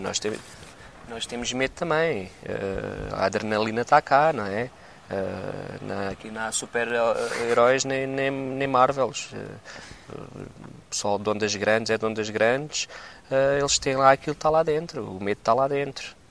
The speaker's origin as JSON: {"language": "Portuguese", "region": "Setúbal", "country": "Portugal", "said": "Eu sou de Setúbal, Setúbal não tem ondas."}